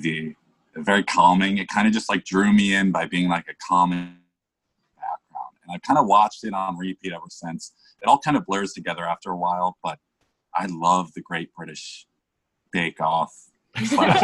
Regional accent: United States; as an American

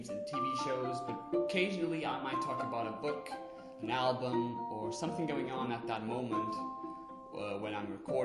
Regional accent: Portugal; English is a second language; I was born and raised in Portugal

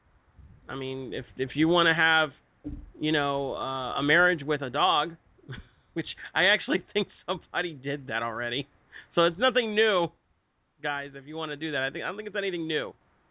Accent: United States; our freedom as Americans

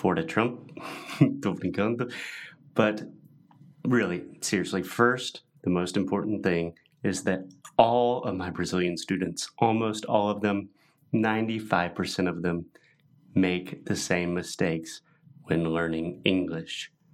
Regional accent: United States; born or raised there; moved away

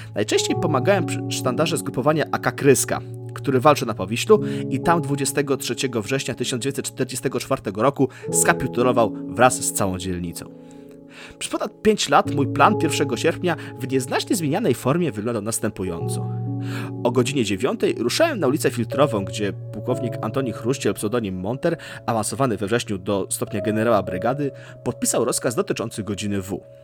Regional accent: Warsaw, Masovian Voivodeship, Poland; urodziłem się i mieszkam w Warszawie

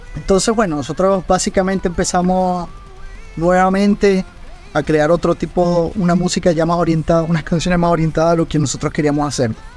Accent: Venezuela; mi sangre y de mi tierra

